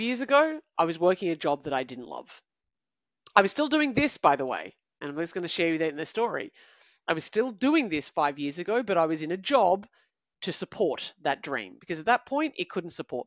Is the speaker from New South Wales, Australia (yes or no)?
no; Canberra, Australian Capital Territory, Australia; I'm from Canberra. I'm 22